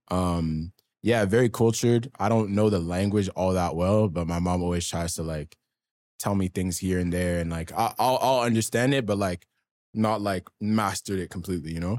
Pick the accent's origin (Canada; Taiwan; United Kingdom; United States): Canada; Ottawa, Ontario; also born or lived in Sudbury; I grew up mainly in the East End of Ottawa